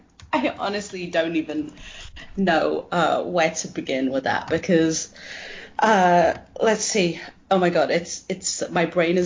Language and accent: English; United Kingdom; moved away as an adult; now in Los Angeles, United States; I'm British, but I've been living in LA for, I guess, I'm coming up to 5 years this October.